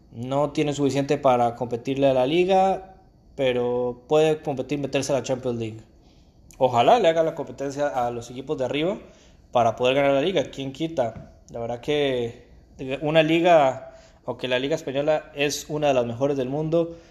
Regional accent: Costa Rica; como decimos en mi país, Costa Rica

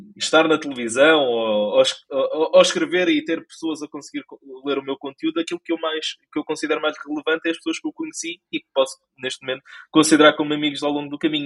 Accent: Lisbon, Portugal; nasci, cresci, provavelmente vou morrer em Lisboa. E mais precisamente na zona da ajuda

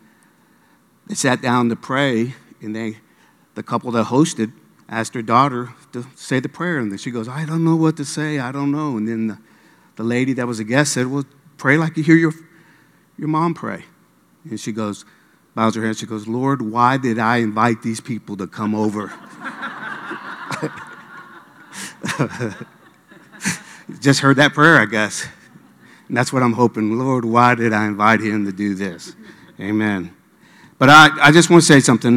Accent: Norcross, Georgia, United States; also born or lived in Midwest / Miami; I was raised up in Norcross High School

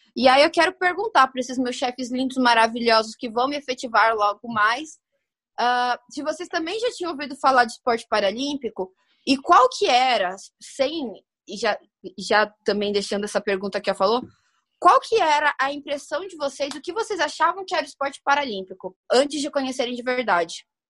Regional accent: Santo André, São Paulo, Brazil; na minha terra linda, Natal, vulgo Santo André, aqui em São Paulo também

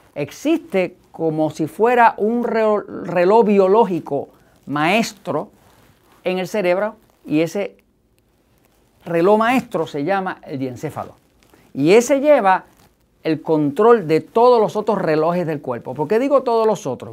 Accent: Puerto Rico; nosotros no hablamos en Puerto Rico, no hablamos español

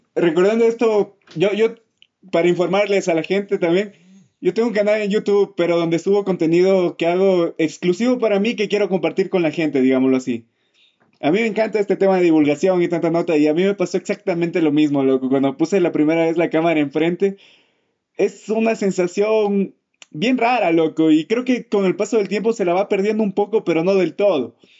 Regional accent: Ecuador; esta comunidad ecuatoriana en la que vivimos

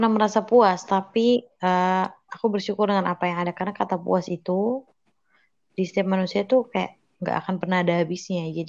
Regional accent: Maluku, Indonesia; born there; Aku itu Makassar, mama aku Surabaya, and then aku lahir di Maluku.

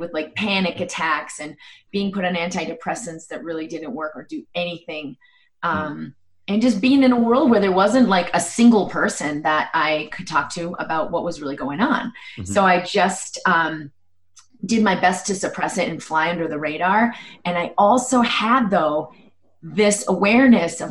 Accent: Boston, Massachusetts, United States; I grew up in Boston and had, I guess, a pretty conventional upbringing

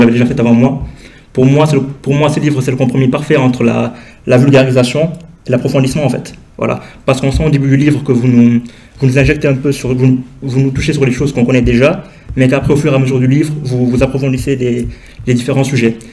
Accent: Senegal; je suis originaire du Sénégal

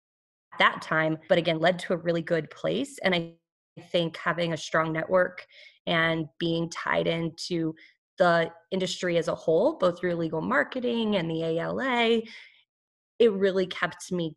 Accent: New Mexico, United States; moved away as an adult; also born or lived in Southwest / California / Texas; now in North Carolina, United States; I was born in New Mexico, had lived most of my life in the Southwest, had gone to school in California and Texas

